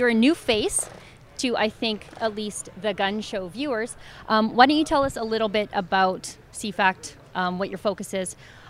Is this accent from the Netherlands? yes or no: no; Alberta, Canada; as a Canadian